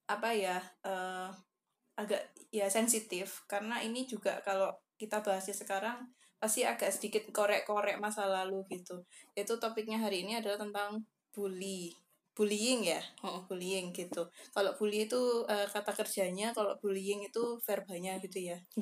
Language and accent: Indonesian; Banten, Indonesia; aku orang Banten.